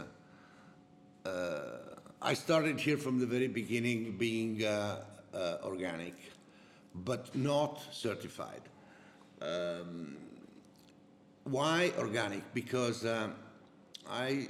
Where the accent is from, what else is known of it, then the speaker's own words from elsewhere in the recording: Trieste, Friuli-Venezia Giulia, Italy; English is a second language; also born or lived in Switzerland; now in Montalcino, Italy; I'm original from Trieste